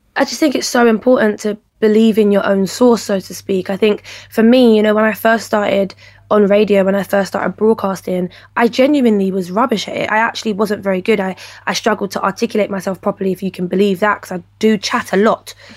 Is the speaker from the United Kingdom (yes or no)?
yes; London, United Kingdom; I was raised in Peckham